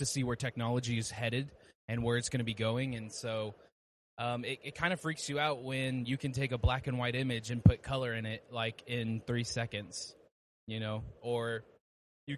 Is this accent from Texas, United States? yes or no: yes; Dallas, Texas, United States; I'm from Dallas, Texas